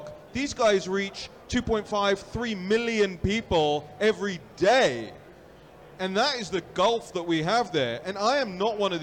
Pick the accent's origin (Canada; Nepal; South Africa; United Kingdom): United Kingdom; London; moved away; I was born and raised in London.